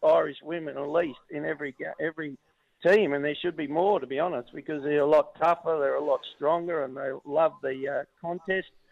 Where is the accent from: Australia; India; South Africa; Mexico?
Australia; I said I was from Australia